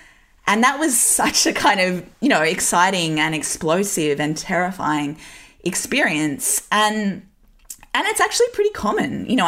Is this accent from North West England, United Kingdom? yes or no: no; Newcastle, North East England, United Kingdom; I grew up in Newcastle in the 90s and early 2000s. Like, it was a pretty socially conservative place.